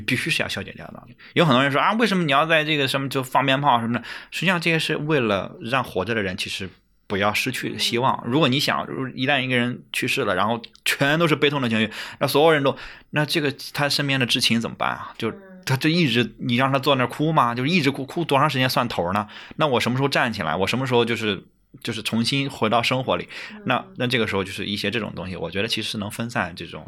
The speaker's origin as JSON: {"language": "Chinese", "country": "China", "said": "作为中国人"}